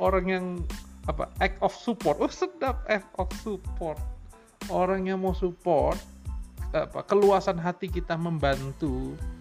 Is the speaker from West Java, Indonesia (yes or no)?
no; Rumbai, Riau, Indonesia; born or raised there